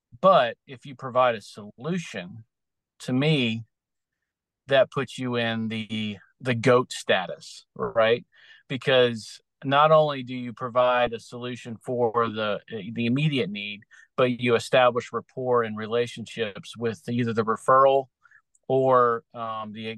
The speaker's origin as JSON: {"language": "English", "area": "Outer Banks", "region": "Eastern North Carolina", "country": "United States", "said": "I'm originally from Eastern North Carolina, out on the Outer Banks area"}